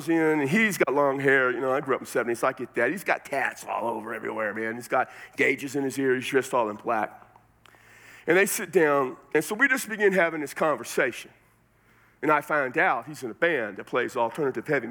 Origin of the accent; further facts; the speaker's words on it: San Antonio, Texas, United States; now in Las Cruces, United States; I'm from San Antonio, Texas, but right now I live in Las Cruces, New Mexico